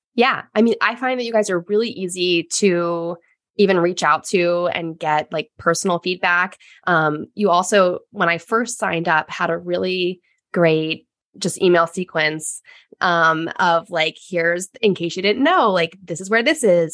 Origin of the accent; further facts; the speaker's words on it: United States; growing up as American woman